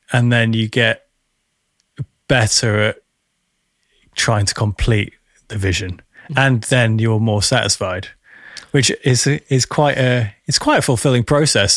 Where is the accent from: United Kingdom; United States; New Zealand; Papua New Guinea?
United Kingdom; I'm speaking as a British Western, Westerner